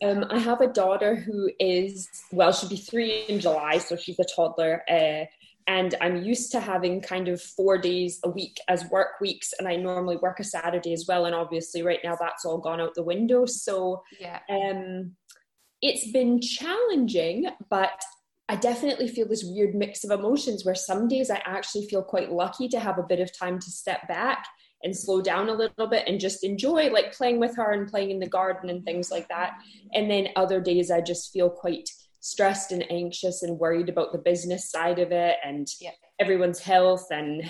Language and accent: English; Winnipeg, Manitoba, Canada; moved away as an adult; now in Glasgow, United Kingdom; I am originally from Canada, from a place right in the middle of Canada called Winnipeg, but I've lived in Scotland for 5 years, and then I live in Glasgow.